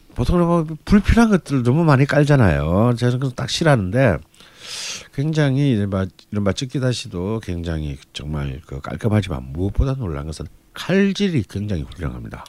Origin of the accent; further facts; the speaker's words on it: Busan, South Korea; 길거리마다 콩국 장사가 깔리는 부산 출신